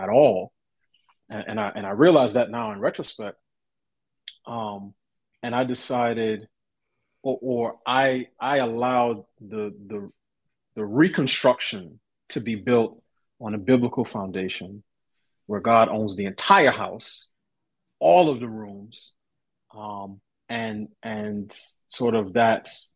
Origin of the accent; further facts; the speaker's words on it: New York City, New York, United States; I grew up in New York City, parent to parents who immigrated